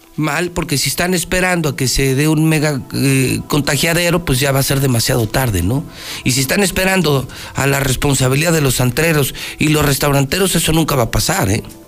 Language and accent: Spanish; Mexico; Por eso somos mexicanos